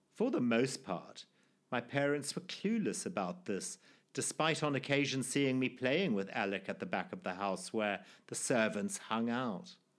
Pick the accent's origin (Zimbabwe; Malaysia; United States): Zimbabwe; born or raised there